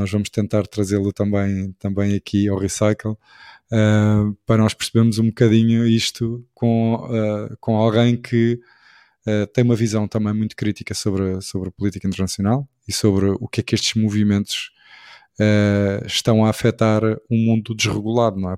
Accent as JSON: {"language": "Portuguese", "country": "Portugal", "said": "enquanto português, e enquanto português também ligado ao handball e ao desporto"}